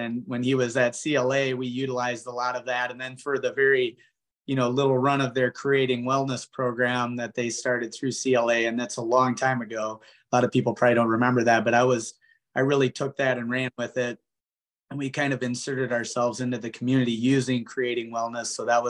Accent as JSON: {"language": "English", "town": "Osage", "region": "Iowa", "country": "United States", "tie": "born or raised there", "said": "I'm originally from this community. I grew up here and so did my wife. And so just family is the main thing that brought us back."}